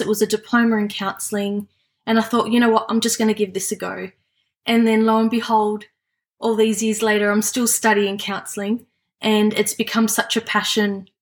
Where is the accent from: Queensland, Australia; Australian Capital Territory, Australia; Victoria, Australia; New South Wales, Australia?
New South Wales, Australia; Sydney; I was born and live in Western Sydney